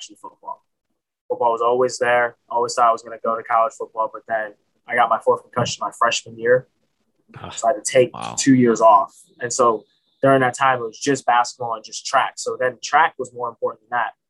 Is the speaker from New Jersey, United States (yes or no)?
no; Strongsville, Ohio, United States; I'm from Ohio. I'm from Strongsville